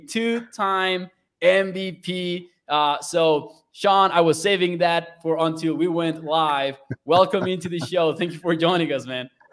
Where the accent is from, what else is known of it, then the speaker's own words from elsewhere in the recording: Mexico; now in Texas, United States; I'm from Mexico